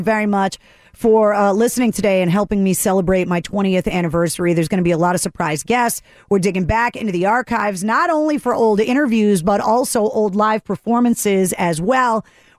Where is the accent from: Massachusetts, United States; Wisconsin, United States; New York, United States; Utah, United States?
Massachusetts, United States; Boston; it's a Bostonian